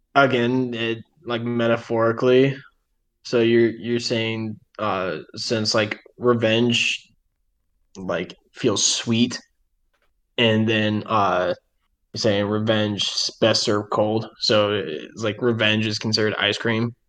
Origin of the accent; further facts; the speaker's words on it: Midwest, United States; we're from the Midwest